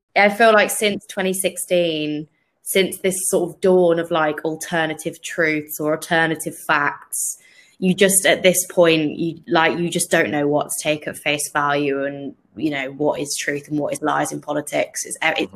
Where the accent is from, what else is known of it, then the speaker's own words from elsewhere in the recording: United Kingdom; as a British person